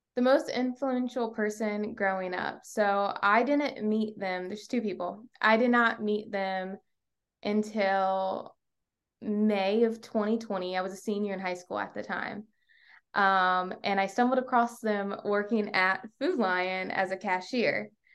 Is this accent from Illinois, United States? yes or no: no; York County, Virginia, United States; also born or lived in Portsmouth, Virginia; I was born in Portsmouth, Virginia, and, um, we moved up to York County, Virginia, so not far like, an hour away when I was in third grade.